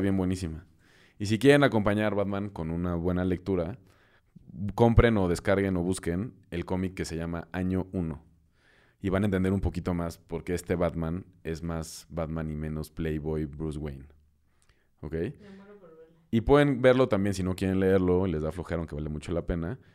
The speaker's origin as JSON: {"language": "Spanish", "country": "Mexico"}